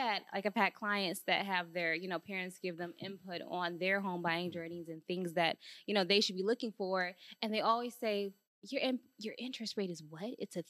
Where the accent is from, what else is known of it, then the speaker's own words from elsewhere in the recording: Detroit, Michigan, United States; We're from Detroit, so you got to be.